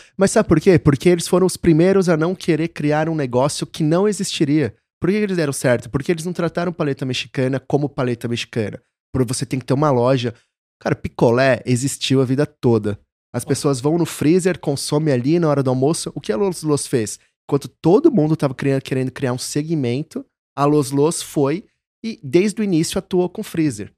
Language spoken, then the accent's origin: Portuguese; São Paulo, Brazil; moved away as an adult; also born or lived in São Carlos / Rio de Janeiro / Belo Horizonte; Sou de São Paulo, aqui de São Paulo, capital. É. Morei até meus 17, 18 anos em Santana.